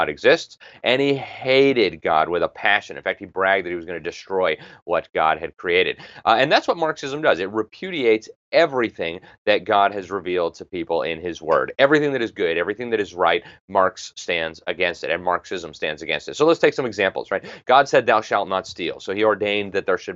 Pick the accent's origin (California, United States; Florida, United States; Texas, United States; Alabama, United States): Florida, United States; Miami; I come from Miami